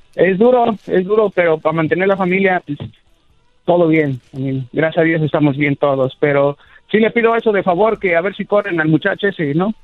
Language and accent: Spanish; Evanston, Illinois, United States; also born or lived in Florida; now in Vero Beach, United States; yo nací en Chicago, Evanston, Evanston, Illinois, Chicago, pero nos vinimos para acá, para Florida, con mi familia hace como 15 años